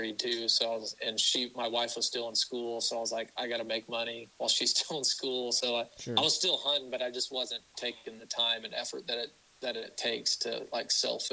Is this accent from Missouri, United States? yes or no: yes; Ozark, Missouri, United States; born or raised there